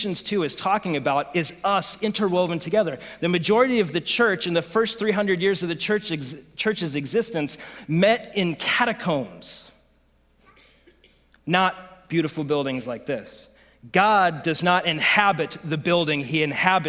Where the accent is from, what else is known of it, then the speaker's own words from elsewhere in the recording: United States; I'm an American